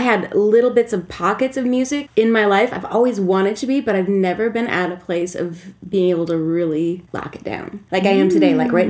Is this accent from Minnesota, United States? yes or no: yes; Minnesota, United States; moved away as an adult; also born or lived in San Francisco; In Minneapolis, that was my last home, because I grew up in Minnesota